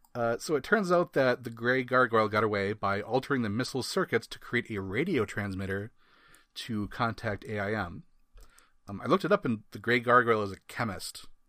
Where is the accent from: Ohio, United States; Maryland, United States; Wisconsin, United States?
Wisconsin, United States; I'm from Wisconsin